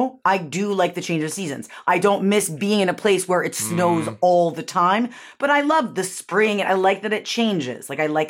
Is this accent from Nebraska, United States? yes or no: no; Syracuse, New York, United States; moved away; also born or lived in Connecticut; I grew up in Syracuse, which is very much like Buffalo.